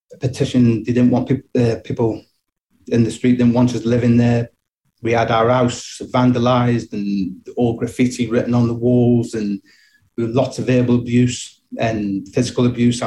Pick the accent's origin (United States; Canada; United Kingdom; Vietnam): United Kingdom; Stoke-on-Trent, West Midlands; moved away as an adult; now in Dubai, United Arab Emirates; I'm originally from Stoke-on-Trent. And for people who don't know this, it's a city in the middle of England, in between Manchester and Birmingham